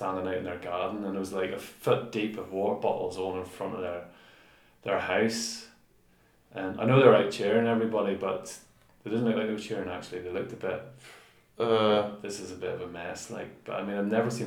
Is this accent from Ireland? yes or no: yes; Ireland; we're from Ireland